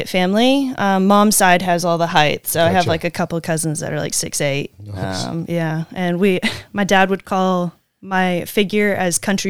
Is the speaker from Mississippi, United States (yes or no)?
yes; Ocean Springs, Mississippi, United States; I'm born and raised in Ocean Springs, Mississippi